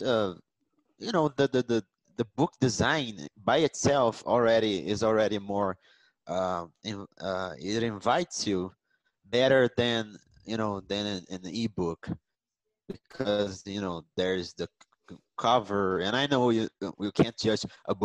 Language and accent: English; Rio de Janeiro, Brazil; moved away as an adult; I'm from Rio de Janeiro, but now I live in another state.